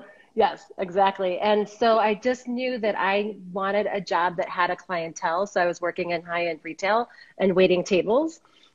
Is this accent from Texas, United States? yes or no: no; Minnesota, United States; moved away as an adult; now in Boulder, United States; I'm in Boulder, Colorado. I came here in 1991 from Minnesota.